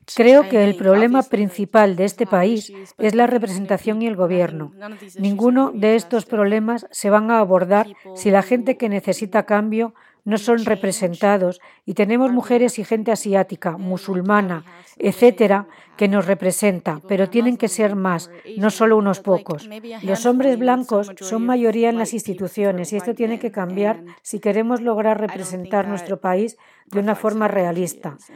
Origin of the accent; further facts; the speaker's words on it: Washington, United States; first language Chinese; Spanish is a second language; me mudé al área de Washington, D.C., donde hay gente muy rica